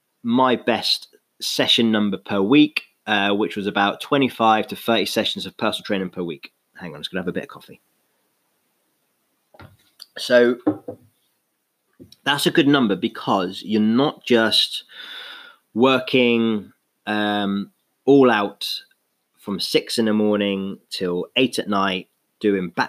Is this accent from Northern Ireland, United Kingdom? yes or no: no; London, United Kingdom; moved away; also born or lived in Exeter; I was born in London.